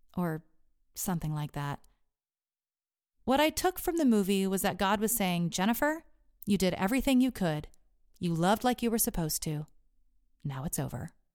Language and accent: English; Texas, United States; Growing up in Texas